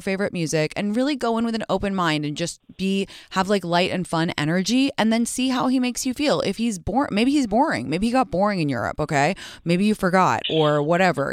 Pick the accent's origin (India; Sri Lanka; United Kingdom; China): United Kingdom; England; moved away; I was raised in England